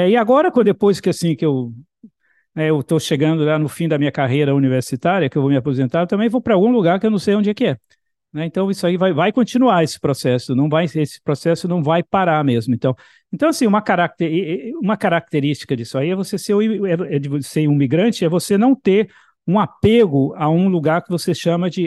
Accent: Bahia, Brazil; born there; E, na verdade, no Brasil, eu também era um migrante, porque eu nasci na Bahia

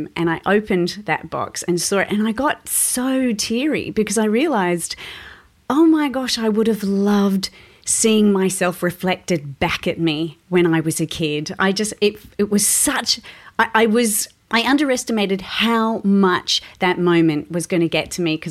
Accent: Sydney, New South Wales, Australia; I grew up in Western Sydney

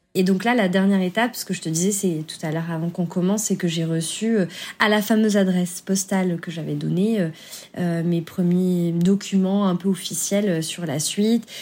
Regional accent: France; je suis française.

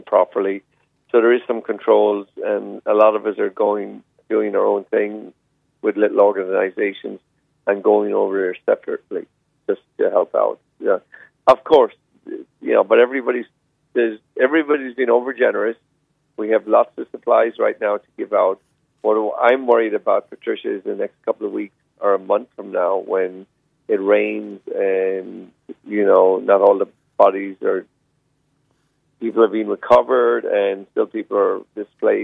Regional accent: Clonmel, Munster, Ireland; moved away as an adult; now in Maui, United States; I was running away from Clonmel. No, I came over with the hotel business Four Seasons in 96

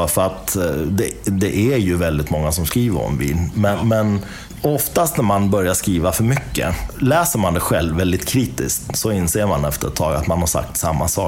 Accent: Iran; now in Sweden; jag är iranier då i botten. Jag är född i Iran.

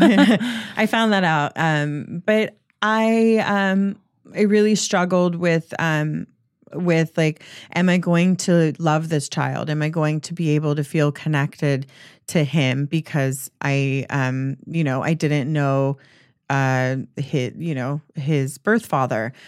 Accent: Mississippi, United States; moved away; growing up in Mississippi

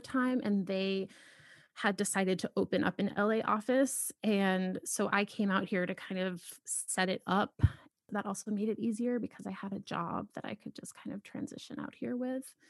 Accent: Boston, Massachusetts, United States; moved away as an adult; also born or lived in Philadelphia / New York; now in Los Angeles, United States; I grew up in Boston

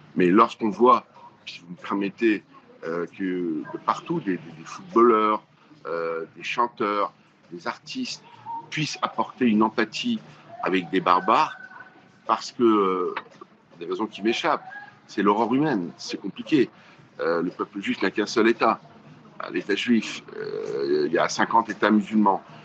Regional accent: France; chez nous en France

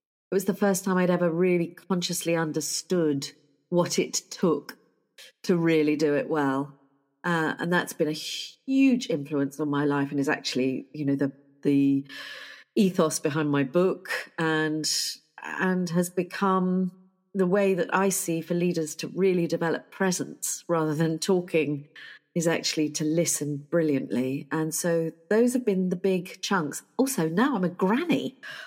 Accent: United Kingdom; I am terribly British

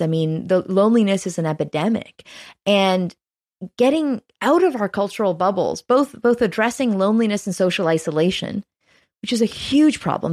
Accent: Canada; as a Canadian

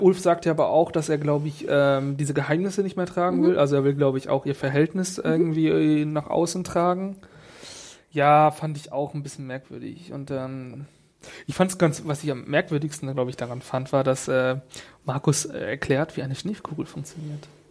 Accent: Northern Germany, Germany; ich als Norddeutscher

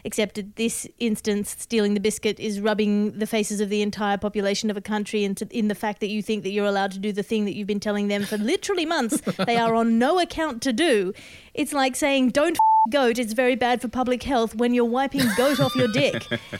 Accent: Australia; Well, I mean, as an Australian

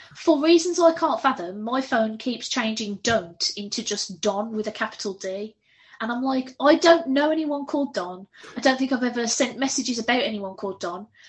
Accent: United Kingdom; I'm very British

